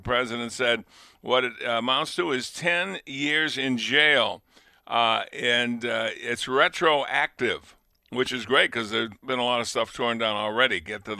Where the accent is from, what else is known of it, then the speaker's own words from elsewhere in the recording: New England, United States; now in Buffalo, United States; Yeah, I'm from New England.